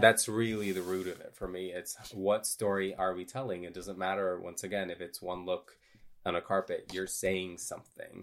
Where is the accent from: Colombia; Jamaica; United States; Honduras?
Honduras; I grew up in a religious cult in a third world country. I'm from Honduras.